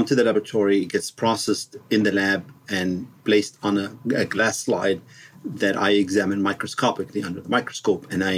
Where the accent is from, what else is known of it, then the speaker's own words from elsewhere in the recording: Egypt; moved away as an adult; also born or lived in Washington, D.C., United States; now in Pasadena, United States; I grew up in Egypt and other countries, and then I went to med school in Cairo University